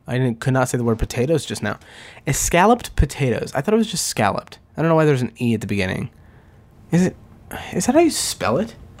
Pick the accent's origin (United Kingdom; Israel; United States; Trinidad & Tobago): United States; the West; I am from the West